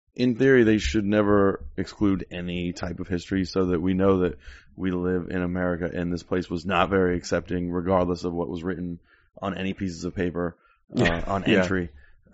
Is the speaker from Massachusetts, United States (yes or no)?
no; South Florida, United States; also born or lived in York; Yeah, definitely grew up there.